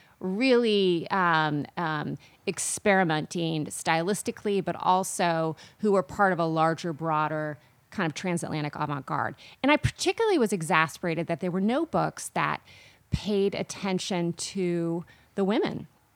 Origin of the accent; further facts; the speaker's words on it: Kansas City, Missouri, United States; also born or lived in New York City; now in Chicago, United States; I grew up in Kansas City, Missouri. And I moved here to take a teaching job at the University of Chicago.